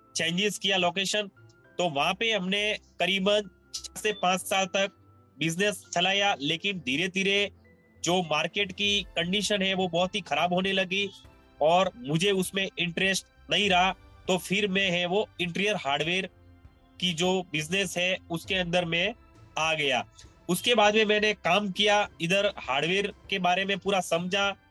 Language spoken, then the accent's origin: Hindi; Sanwara village near Ahore, Jalore district, Rajasthan, India; also born or lived in Takhatgarh, Pali district, Rajasthan; now in Bengaluru, India; मेरा जन्म जो है वो जालोर डिस्ट्रिक्ट के आहोर सिटी के पास छोटे से एक गांव में सनवाड़ा गांव में हुआ तो वो मेरा ननियाल है मैं बचपन से वहीं पे पला बड़ा